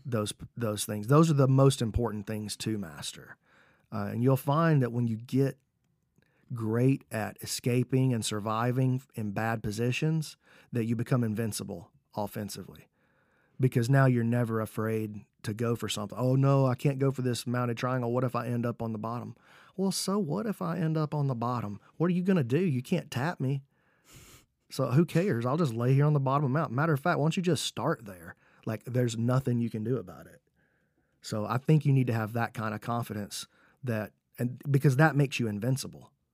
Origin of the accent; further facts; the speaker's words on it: Alabama, United States; I'm from Alabama